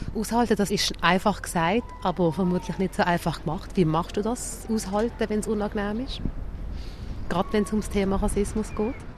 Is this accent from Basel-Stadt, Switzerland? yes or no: yes; Basel, Basel-Stadt, Switzerland; ich bin hier geboren und hier aufgewachsen